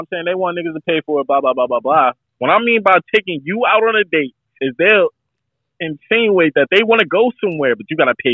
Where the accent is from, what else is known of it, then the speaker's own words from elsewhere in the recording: New York City, New York, United States; I'm from Queens, Rockaway